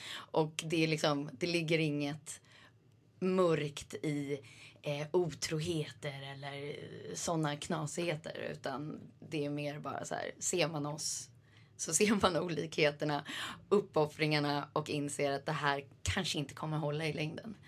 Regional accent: Sweden; moved away as an adult; also born or lived in New York; now in Switzerland; även om man är liksom en svensk

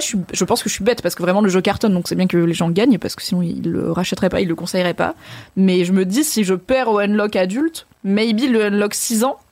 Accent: Valence, Auvergne-Rhône-Alpes, France; j'ai grandi à Valence

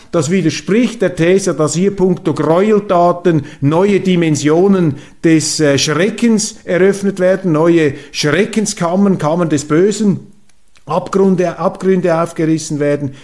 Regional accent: Switzerland; als Schweizer

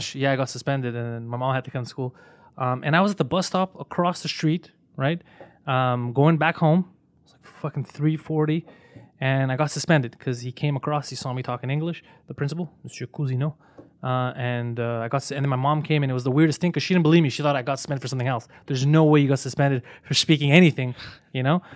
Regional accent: Quebec, Canada; I was born here and I grew up

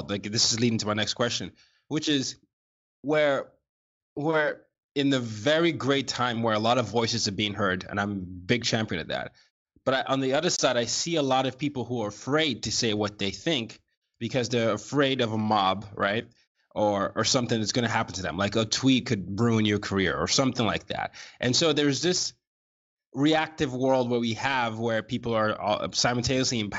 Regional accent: Nigeria; American international school before going back to Nigeria, I went through this pendulum swing of being too Nigerian to not being Nigerian enough when I got back to Nigeria

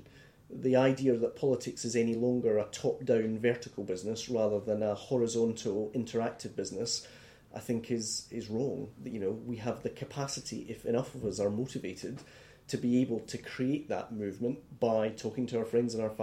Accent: Scotland, United Kingdom; I feel comfortable being Scottish, British and European.

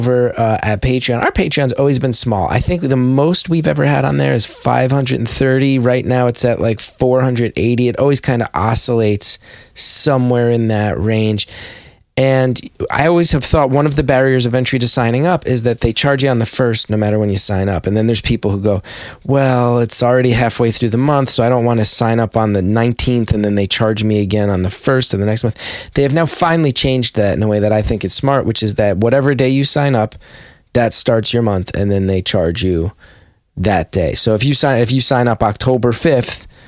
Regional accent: West Orange, New Jersey, United States; also born or lived in New Brunswick, New Jersey; me and a couple buddies I grew up with in West Orange

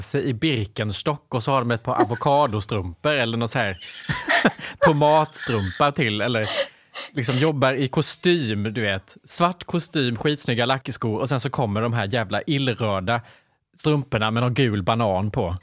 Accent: Värnamo, Jönköping County, Sweden; jag kommer från Värnamo, från ett hem där man jobbar 8 till 17 måndag till fredag

